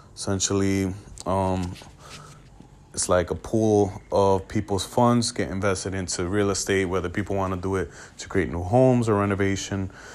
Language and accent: English; New York City, New York, United States; I'm from New York City, grew was, uh, born and raised here